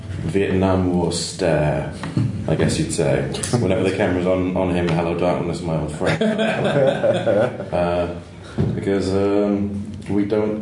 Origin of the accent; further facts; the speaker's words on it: United Kingdom; I am British